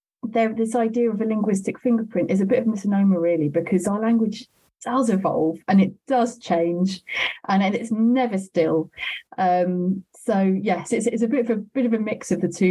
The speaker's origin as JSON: {"language": "English", "region": "London", "country": "United Kingdom", "said": "I am from South London and London is my home"}